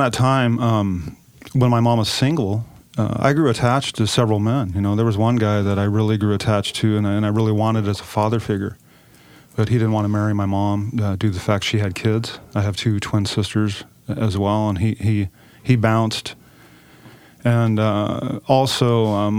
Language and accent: English; Klamath Falls, Oregon, United States; I'm from Klamath Falls, down in southern Oregon, small town down there